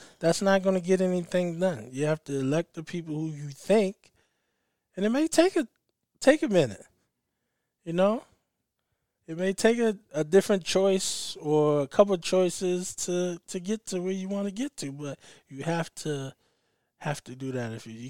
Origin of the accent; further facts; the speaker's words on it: the South, United States; I guess growing up in the South a little bit, seeing that side and coming from the home I came from and not seeing color